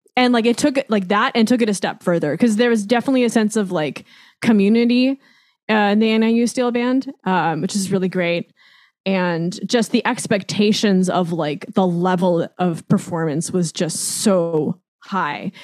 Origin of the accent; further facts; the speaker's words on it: California, United States; also born or lived in Illinois; born and raised in California